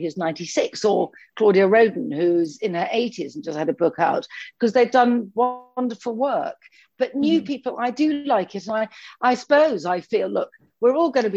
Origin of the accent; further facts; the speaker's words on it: London, United Kingdom; I'm a Londoner and I'm in central London